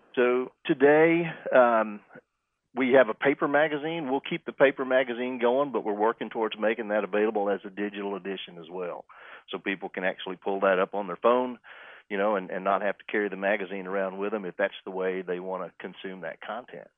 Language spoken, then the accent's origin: English; Whiteface, Texas, United States; I grew up out in West Texas, uh, initially out west of Lubbock in a little town called Whiteface